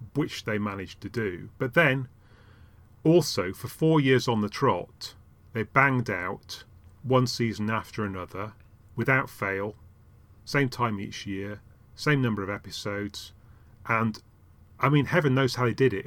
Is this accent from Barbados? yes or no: no; Yorkshire and the Humber, United Kingdom; I started out in, in, uh, in Yorkshire